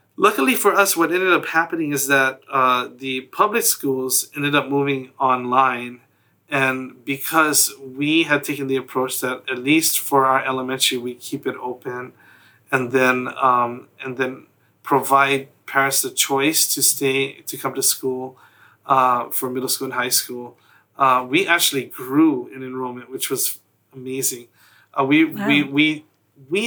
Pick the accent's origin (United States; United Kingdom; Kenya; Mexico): United States; Hawaii; being born and raised in Hawaii, there are a lot of Hawaiian culture embedded into everything that we